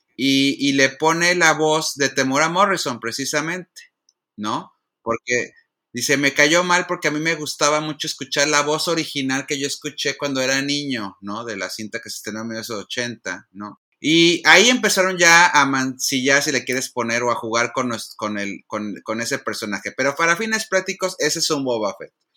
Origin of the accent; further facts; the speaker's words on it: Monterrey, Nuevo León, Mexico; now in Los Angeles, United States; Yo soy eh, regiomontano, si me sale el acento o si ya no me lo adelantó hace rato, pues ya lo confirmaron, soy regiomontano